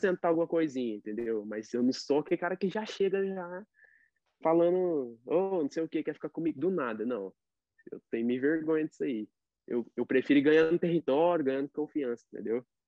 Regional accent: Brazil; now in United States; eu sou brasileiro, que eu não sei tudo ainda de inglês

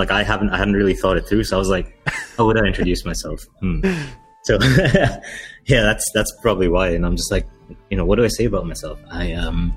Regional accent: Dubai, United Arab Emirates; Sri Lankan kid born and raised in Dubai. Lived here my whole life, 31 years now.

